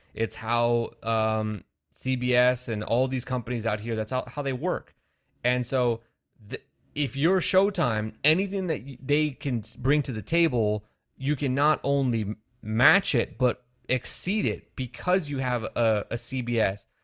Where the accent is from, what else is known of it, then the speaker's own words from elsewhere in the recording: California, United States; I'm from California